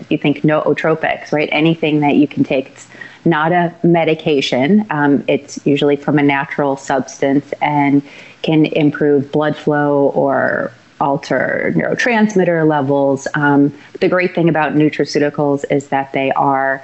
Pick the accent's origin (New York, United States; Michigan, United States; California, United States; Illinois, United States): Illinois, United States; Chicago; I grew up in Chicago and went to high school in Barrington.